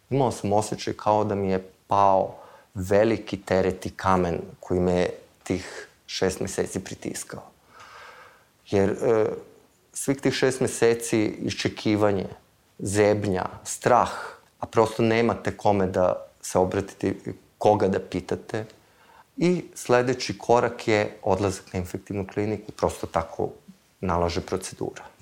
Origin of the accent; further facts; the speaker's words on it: Vršac, Vojvodina, Serbia; s jedne strane nisam iz Beograda, iz Vršca sam, s druge strane nisam student.